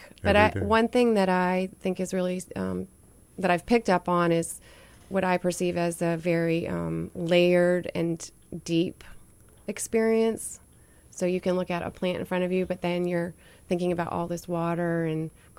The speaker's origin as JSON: {"language": "English", "region": "New Hampshire", "country": "United States", "tie": "born there", "also_born_or_lived": "New Orleans, United States", "lives_now": "Savannah, United States", "said": "I was born in New Hampshire, and I was born in the White Mountains."}